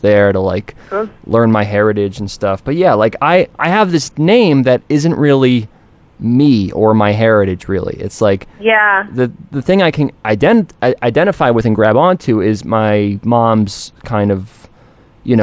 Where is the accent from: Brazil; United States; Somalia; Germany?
United States; also born or lived in Galicia, Spain (mother's origin); I'm American mutt